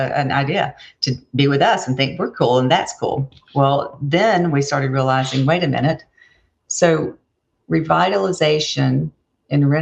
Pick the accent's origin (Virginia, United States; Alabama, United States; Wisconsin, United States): Alabama, United States; Opelika; I grew up in Opelika, Alabama